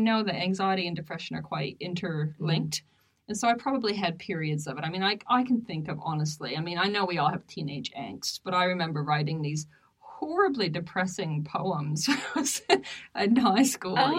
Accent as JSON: {"language": "English", "country": "Canada", "tie": "born or raised there", "moved": "yes", "said": "my home, one of my hometowns in Canada"}